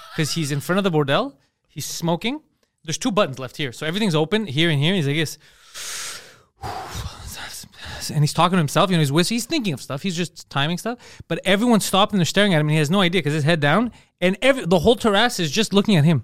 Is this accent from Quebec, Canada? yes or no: yes; Montreal, Quebec, Canada; I was from Montreal